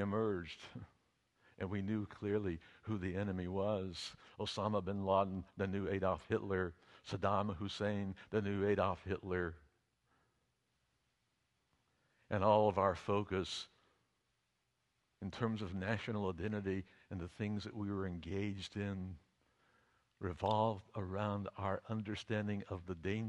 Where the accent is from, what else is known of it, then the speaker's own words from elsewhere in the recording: United States; all the nuclear armaments of the United States were being assembled in my hometown